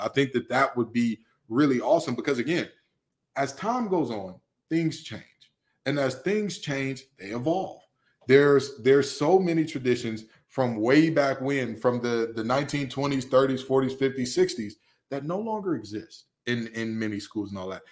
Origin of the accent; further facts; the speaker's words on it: Detroit, Michigan, United States; I'm from the west side of Detroit. I'm from Hockey Town, baby